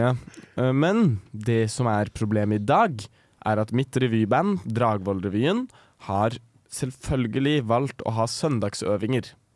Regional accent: Ahus, Akershus, Norway; april 2002 ble jeg født på Ahus

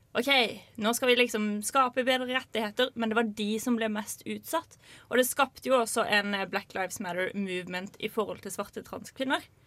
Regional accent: Lillesand, Agder, Norway; min hjemby Lillesand

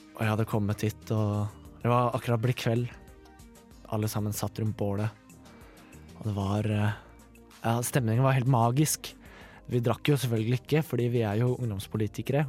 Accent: Mysen, Østfold, Norway; liksom hjembygda mi, eller byen min, Mysen, veldig lite sted

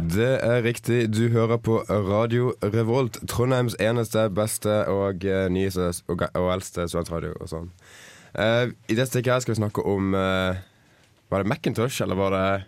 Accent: Bergen, Vestland, Norway; moved away; hjemme i Bergen

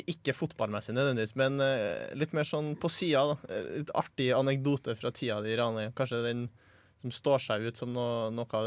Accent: Rosenborg area, Trøndelag, Norway; jeg kommer fra Rosenborg-området.

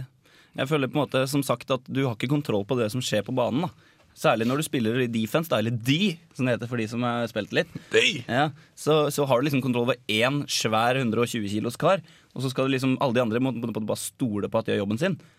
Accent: Norway; som nordmann og kontrollfrik

